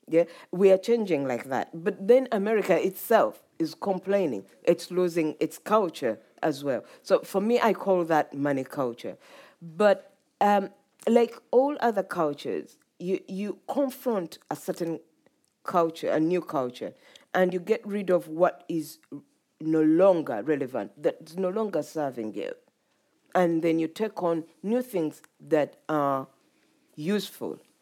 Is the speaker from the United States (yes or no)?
no; Uganda; moved away; when I was growing up in Uganda